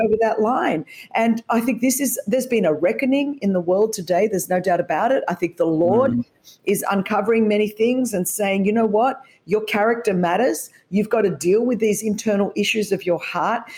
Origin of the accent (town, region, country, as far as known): Australia; born or raised there